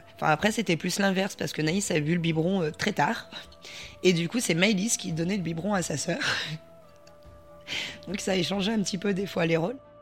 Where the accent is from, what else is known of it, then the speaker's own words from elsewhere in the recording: Voreppe, Auvergne-Rhône-Alpes, France; je viens de Vorep et je suis auxiliaire de vie